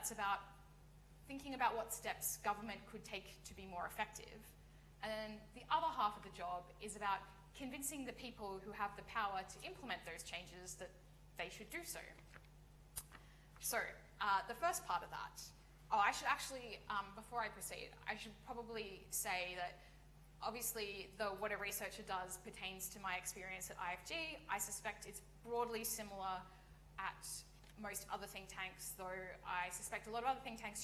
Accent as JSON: {"language": "English", "country": "Australia", "moved": "as an adult", "lives_now": "United Kingdom", "said": "I come from Australia"}